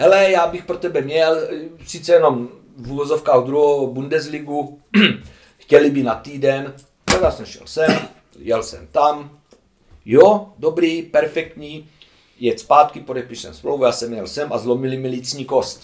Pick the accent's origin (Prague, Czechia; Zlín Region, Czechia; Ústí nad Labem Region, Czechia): Zlín Region, Czechia; Hulín; z Hulína. No, to je vedle Kroměříže